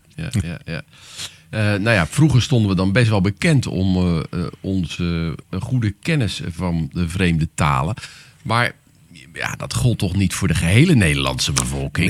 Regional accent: Netherlands; wij spreken als Nederlanders

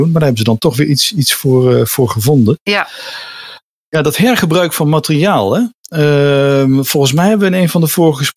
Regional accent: Nijmegen, Gelderland, Netherlands; ik kom oorspronkelijk uit Nijmegen.

